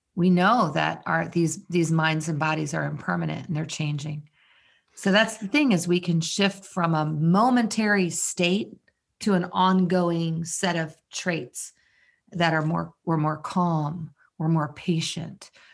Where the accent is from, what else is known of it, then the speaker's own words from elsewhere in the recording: Maryland, United States; I'm from Maryland.